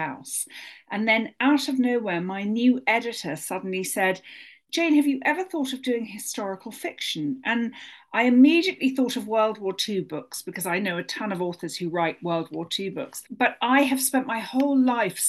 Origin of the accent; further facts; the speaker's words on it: London, United Kingdom; moved away as an adult; now in United States; as you can hear from my accent, I'm a naturalized American, but I was born and brought up in London